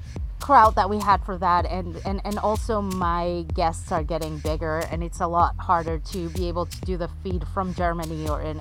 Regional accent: Israel; also born or lived in Mexico City, Mexico; Born in Mexico City, raised in Israel, then moved all over the world. My heritage is European for the most part.

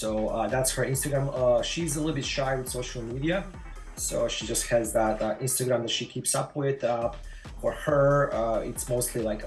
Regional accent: Croatia; moved away as an adult; also born or lived in Tampa Bay, Florida; now in St. Petersburg, United States; I was born in Croatia

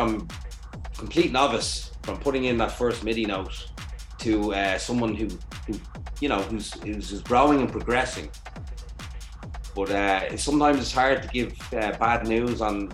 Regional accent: Ireland; also born or lived in Dublin; embrace me as your Detroit brother from Ireland

